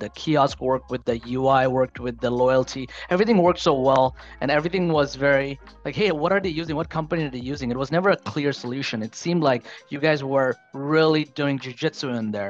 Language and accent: English; New York City, New York, United States; I grew up in Queens